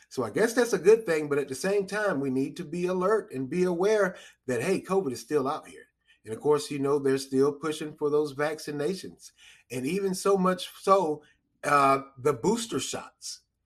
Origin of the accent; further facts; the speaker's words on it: United States; we as American citizens